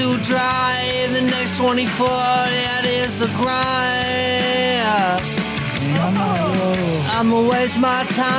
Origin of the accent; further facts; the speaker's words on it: the South, United States; I'm from the South. Yeah, I say y'all.